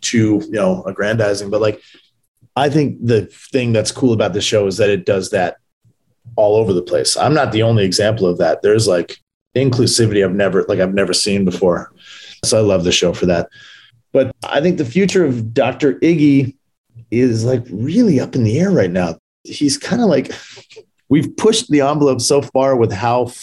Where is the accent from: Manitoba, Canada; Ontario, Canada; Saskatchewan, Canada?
Ontario, Canada; Brampton; moved away as an adult; also born or lived in Maple Ridge, British Columbia; now in Los Angeles, United States; I grew up in Brampton, Ontario. And then I moved from there to Vancouver, like a suburb of Vancouver called Maple Ridge when I was 13.